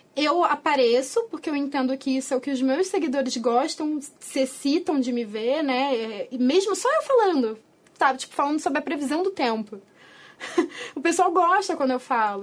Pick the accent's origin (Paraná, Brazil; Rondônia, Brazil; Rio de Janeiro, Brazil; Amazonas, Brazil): Rio de Janeiro, Brazil; a gente é carioca